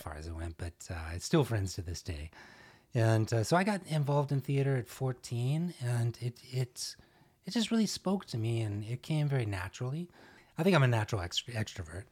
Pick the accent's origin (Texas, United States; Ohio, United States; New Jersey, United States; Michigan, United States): Texas, United States; Arlington; also born or lived in Dallas, Texas; I was born in Dallas, in Oak Cliff, and, uh, lived here for a number of years, and, uh, then grew up in Arlington